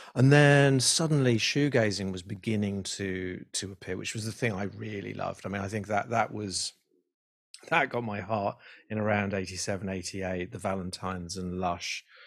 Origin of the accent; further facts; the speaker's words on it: Liverpool, North West England, United Kingdom; I grew up in Liverpool